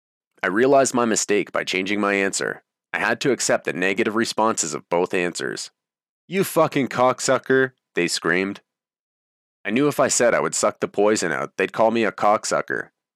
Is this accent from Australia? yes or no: no; Canada; I spoke with a strong voice and confidently said, I'm Canadian, so I'd burn the U.S. flag.